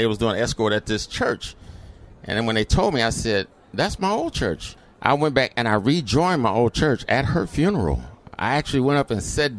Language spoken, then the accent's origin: English; Detroit, Michigan, United States; I grew up in the city of Detroit, went to Detroit public schools here